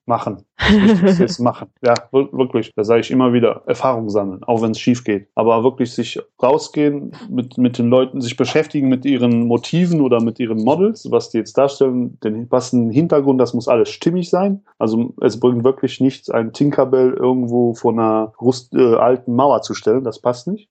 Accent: Radevormwald, North Rhine-Westphalia, Germany; aus Rade vom Wald

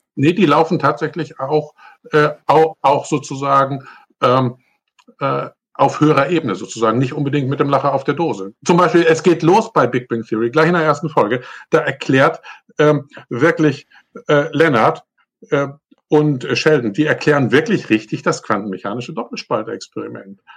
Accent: Northern Germany, Germany; moin, moin, sagt man da, wo ich herkomme, nämlich eigentlich aus Norddeutschland

